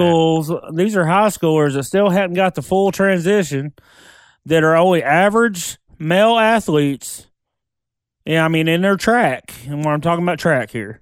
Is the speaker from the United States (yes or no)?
yes; Oklahoma, United States; we're from Oklahoma